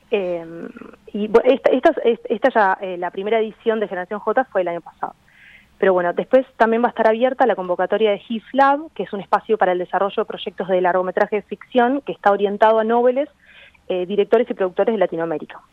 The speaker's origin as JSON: {"language": "Spanish", "region": "Maldonado", "country": "Uruguay", "tie": "born or raised there", "also_born_or_lived": "Buenos Aires, Argentina", "moved": "as an adult", "said": "yo viví toda mi infancia en Maldonado"}